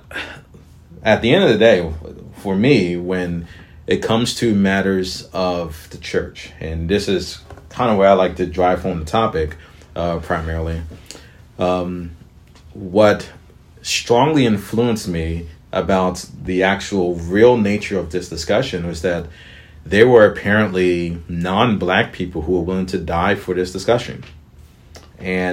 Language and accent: English; right outside of Atlanta, Georgia, United States; I was raised right outside of Atlanta